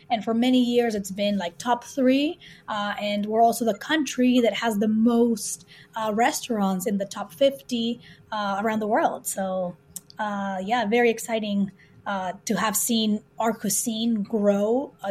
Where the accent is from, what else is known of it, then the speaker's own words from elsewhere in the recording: Peru; moved away; we're two sisters. Uh, we grew up in Peru in South America.